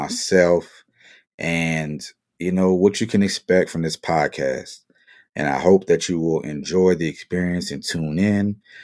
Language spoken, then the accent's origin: English; Marrero, Louisiana, United States; moved away as an adult; also born or lived in Asia / Europe / Midwest / Southeast; now in Las Vegas, United States; Born and raised in the West Bank of New Orleans. Shout out to my people in Marrero, my Louisiana family.